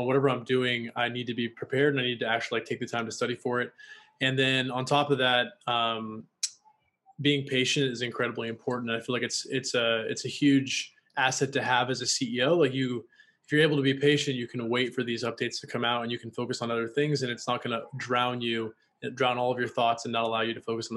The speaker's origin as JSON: {"language": "English", "region": "Washington", "country": "United States", "also_born_or_lived": "Los Angeles", "moved": "yes", "lives_now": "Austin, United States", "said": "I'm from Washington State"}